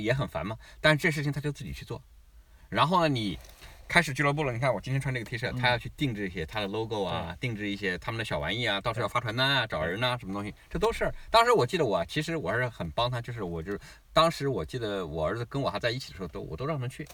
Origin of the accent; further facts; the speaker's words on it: China; also born or lived in Shanghai; now in Australia; 我们中国人